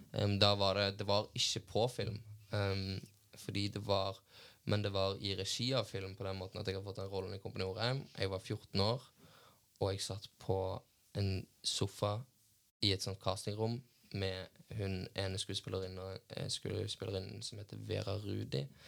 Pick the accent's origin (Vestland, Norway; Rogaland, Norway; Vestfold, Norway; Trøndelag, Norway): Rogaland, Norway; Stavanger; accent: Stavanger dialect; also born or lived in Bergen; jeg snakka Stavanger-dialekt